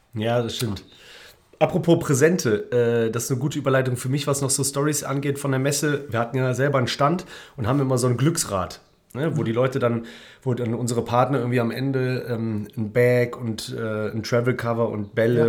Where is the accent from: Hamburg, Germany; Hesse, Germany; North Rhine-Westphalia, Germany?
North Rhine-Westphalia, Germany; Cologne; als ja, Kölner